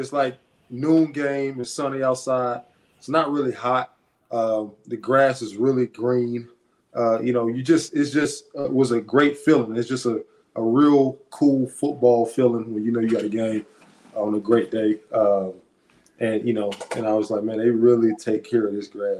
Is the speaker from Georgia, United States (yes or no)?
no; Montgomery, Alabama, United States; moved away; I'm from Montgomery. Alabama State is in Montgomery. I have a lot of people that I were teammates with and a lot of people that I played ball with and against my whole life